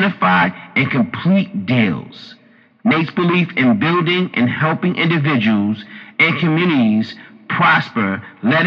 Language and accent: English; New York City, New York, United States; me and Jazz are both Harlem, New York guys. You know, we grew up in Harlem as well